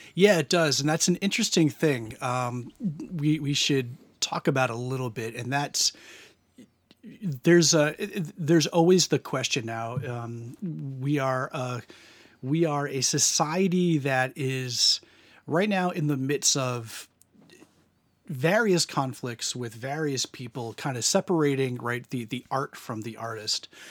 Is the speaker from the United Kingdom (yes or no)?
no; United States; growing up in America